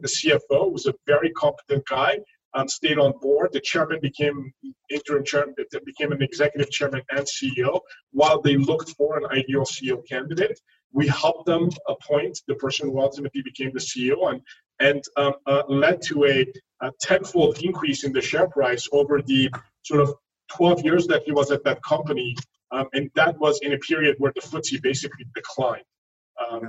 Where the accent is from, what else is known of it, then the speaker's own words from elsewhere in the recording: France; first language French; English is a second language; now in New York, United States; I grew up in France. Uh, my my uh, I learned to speak French way before I learned to speak English